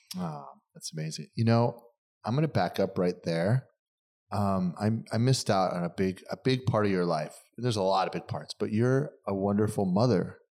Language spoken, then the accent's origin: English; East Coast, United States; moved away as an adult; now in California, United States; I'm East Coast guy